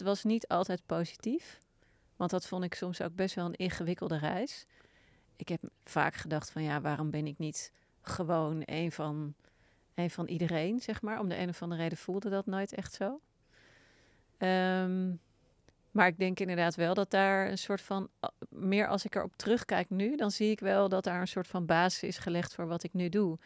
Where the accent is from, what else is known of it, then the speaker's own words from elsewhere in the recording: Wassenaar, South Holland, Netherlands; ik ben opgegroeid in Wassenaar.